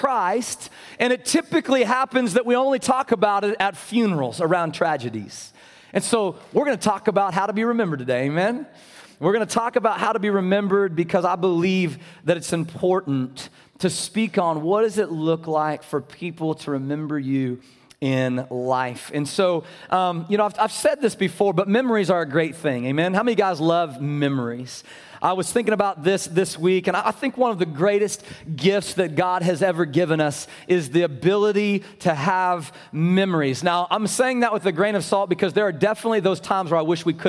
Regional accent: Abilene, Kansas, United States; moved away; I had the opportunity to go to Abilene, Kansas. I call that my hometown

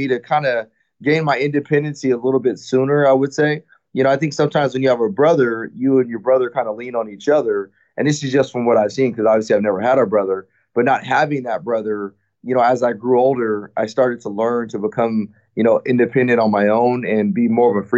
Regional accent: Rialto, California, United States; also born or lived in Fontana, California; I was actually born in Fontana, California, which is probably a few miles just west of Rialto, California, which is where I was raised at. And so I grew up in Rialto, California

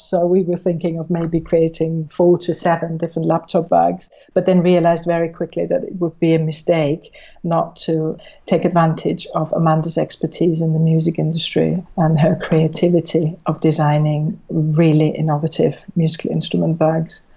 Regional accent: Switzerland; now in United Kingdom; I'm from Switzerland originally

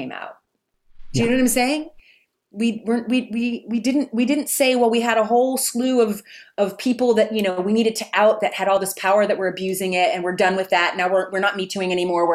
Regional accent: Texas, United States; I grew up in Texas in the 80s

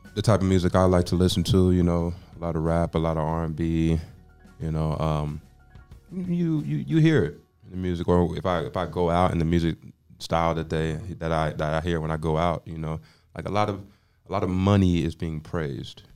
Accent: Austin, Texas, United States; also born or lived in Dallas, Texas; I grew up in Austin

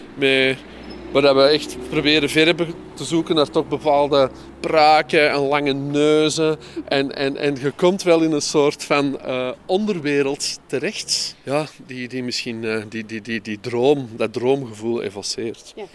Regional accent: Mortsel, Flanders, Belgium; now in Antwerp, Belgium; ik heb mijn jeugd doorgebracht in Mortsel

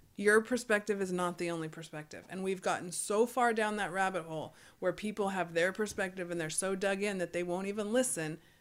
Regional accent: United States

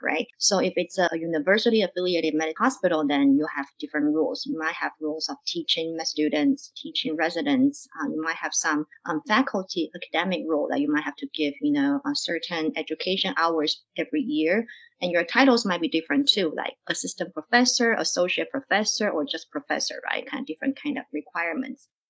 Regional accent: Taiwan; moved away as an adult; also born or lived in Cleveland, Ohio; now in Oregon, United States; I'm actually from Taiwan and I finished my undergrad in Taiwan

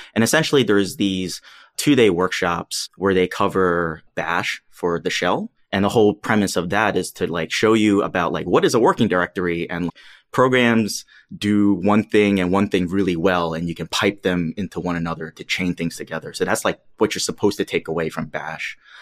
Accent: New York City, New York, United States; I grew up in New York City. I'm from Queens

